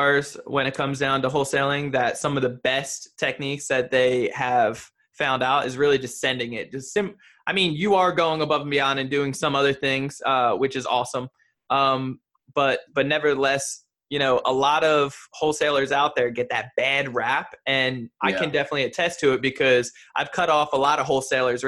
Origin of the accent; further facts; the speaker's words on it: New Jersey, United States; moved away; I'm from New Jersey originally.